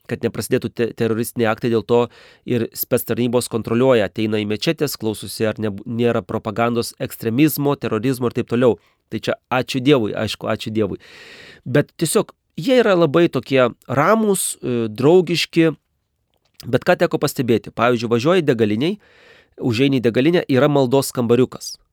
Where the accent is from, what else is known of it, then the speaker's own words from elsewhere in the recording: Lithuania; moved away as an adult; now in Kazakhstan; aš iš Lietuvos.